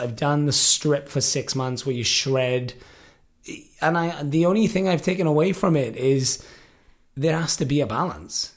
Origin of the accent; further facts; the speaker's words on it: the Valleys, Wales, United Kingdom; also born or lived in Liverpool, England; now in Los Angeles, United States; I moved to Wales when I was three, three and a half, which is where my mum is from. I grew up in a, a small rural part of Wales, which is known as the Valleys.